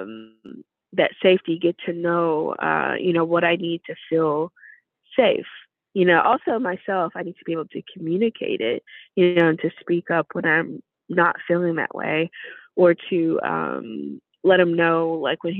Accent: the South, United States; now in Chicago, United States; I'm from the South originally.

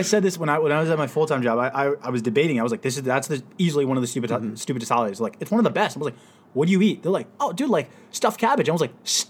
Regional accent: United States; We're Americans.

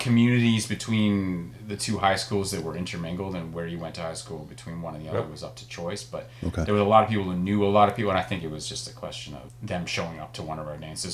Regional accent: Toronto, Ontario, Canada; we grew up together

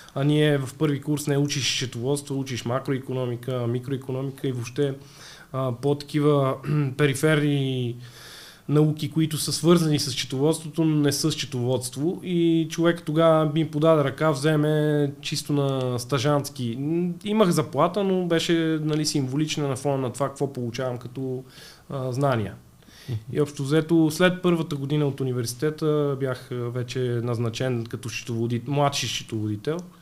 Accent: Sofia, Sofia City, Bulgaria; В тинейджерските години бях като всеки млад човек от София.

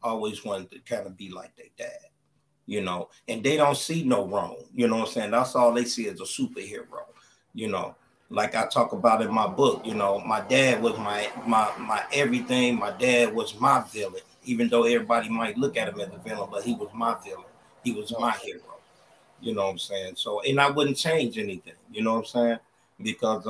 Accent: Chicago, Illinois, United States; I grew up in Chicago, Illinois, in the All Gale Gardens

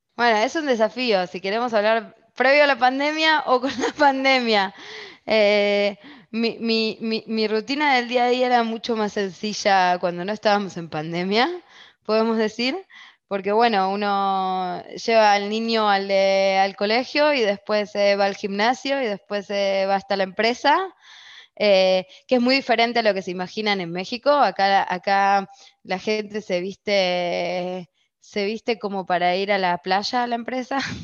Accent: Argentina; moved away; como argentina

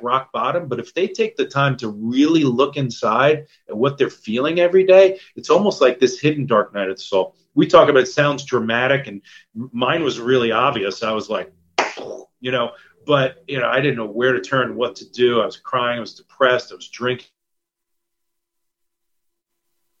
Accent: New York, United States; moved away as an adult; also born or lived in San Diego, California; I'm from New York originally

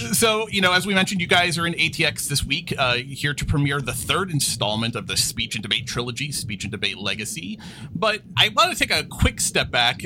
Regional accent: New York, United States; I, I grew up in New York. I'm, I'm a lifelong New Yorker

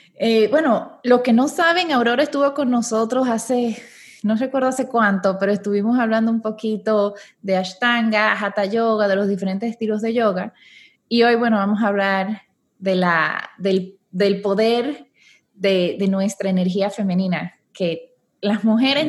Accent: Dominican Republic; now in Panama; yo soy dominicana, aunque vivo aquí en Panamá

